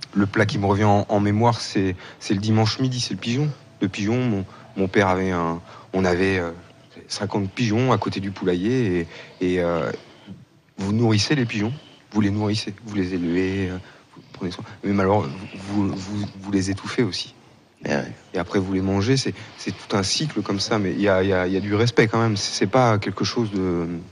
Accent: Vendée bocage, Pays de la Loire, France; je suis de Vendée, il y a la côte vendéenne, mhm. mais moi je suis du bocage vendéen

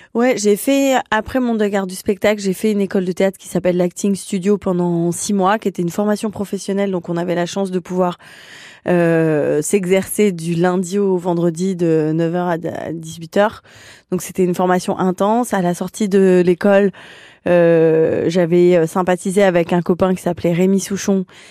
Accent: Lyon, Auvergne-Rhône-Alpes, France; moved away as an adult; now in Paris, France; je suis lyonnaise euh, d'origine

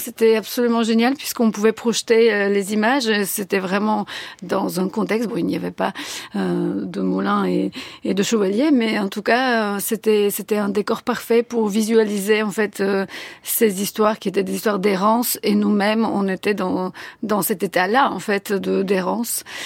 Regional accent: Sofia, Sofia City, Bulgaria; first language Bulgarian; French is a second language; moved away as an adult; now in France; à Sofia, et donc j'ai appris le français dans ces années-là, quand j'étais adolescente

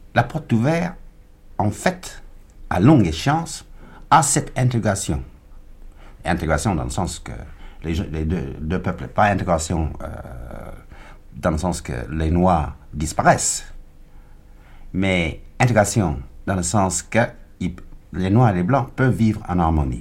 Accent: United States; French is a second language; moved away as an adult; also born or lived in Ghana; now in France; j'ai quitté les États-Unis

